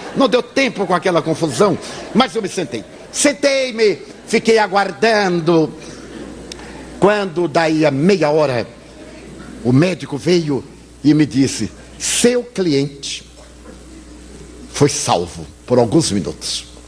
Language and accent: Portuguese; Bahia, Brazil; eu sou baiano